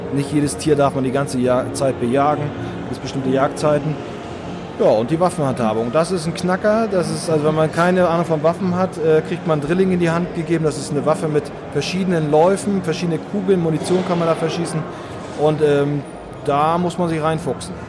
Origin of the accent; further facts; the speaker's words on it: Northern Germany, Germany; ich komme aus Norddeutschland, das hört man vielleicht ab und zu